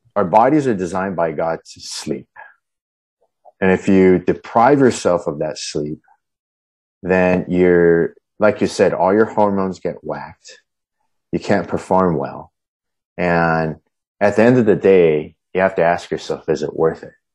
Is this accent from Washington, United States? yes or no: no; Huntington Beach, California, United States; moved away; also born or lived in Colorado; I grew up in Huntington Beach, just right down the road.